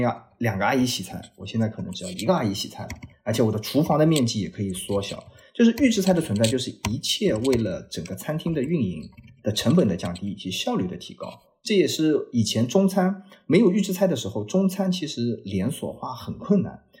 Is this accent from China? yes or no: yes; China; 我们中国人是追求